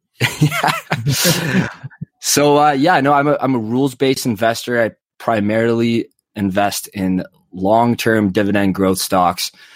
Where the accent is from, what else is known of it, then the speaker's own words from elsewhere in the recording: Calgary, Alberta, Canada; now in Toronto, Canada; I live in Toronto, so I have to cheer for the Leafs, but I was born in Calgary